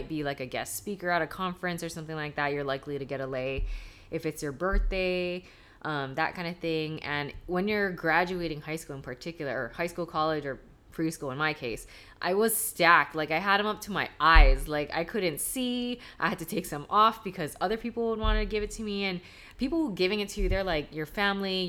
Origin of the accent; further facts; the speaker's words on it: Hawaii, United States; I'm not Hawaiian, I'm Japanese, but I've right. lived here like my whole life.